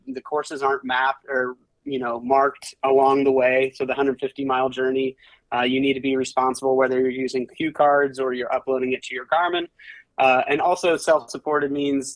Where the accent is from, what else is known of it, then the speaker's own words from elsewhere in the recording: western Iowa, United States; I grew up in Iowa, actually, on the western side of the state.